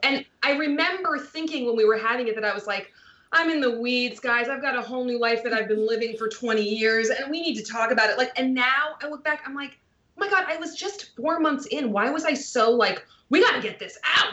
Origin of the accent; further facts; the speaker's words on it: Massachusetts, United States; moved away; also born or lived in Chicago; I'm from Massachusetts